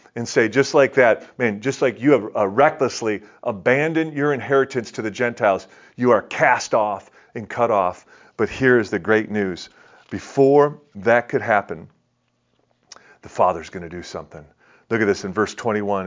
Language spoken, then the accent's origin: English; Detroit, Michigan, United States; I'm from Detroit